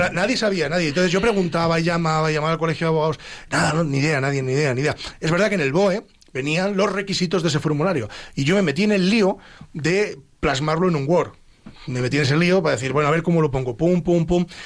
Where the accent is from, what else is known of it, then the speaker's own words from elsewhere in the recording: Ávila, Castile and León, Spain; Somos medio paisanos porque yo soy de Ávila